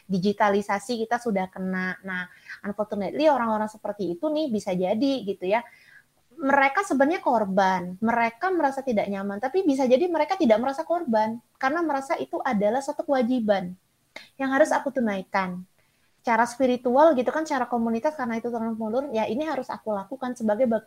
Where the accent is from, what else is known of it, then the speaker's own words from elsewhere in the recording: Sumatra, Indonesia; saya dari Sumatera